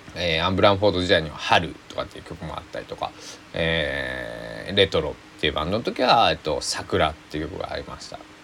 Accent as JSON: {"language": "Japanese", "town": "Susaki", "region": "Kochi", "country": "Japan", "tie": "born or raised there", "said": "僕の、え生まれ育った須崎市"}